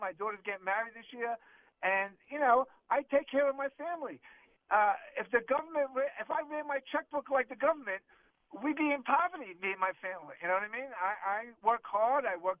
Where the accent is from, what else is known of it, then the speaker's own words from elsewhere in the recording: New York, United States; now in Clearwater, United States; I'm 67 years old. I'm born and raised in New York in the Bronx, moved to Clearwater, living a dream in Clearwater.